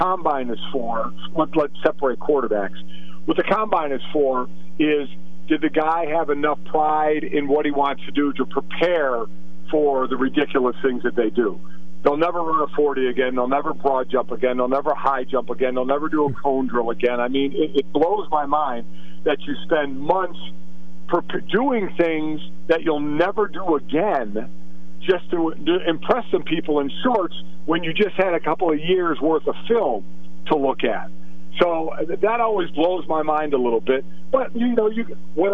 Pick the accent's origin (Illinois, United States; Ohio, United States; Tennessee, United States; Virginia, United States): Ohio, United States; Cleveland; moved away; It's my hometown